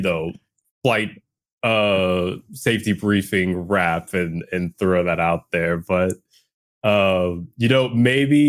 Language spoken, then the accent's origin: English; New Orleans, Louisiana, United States; I'm from New Orleans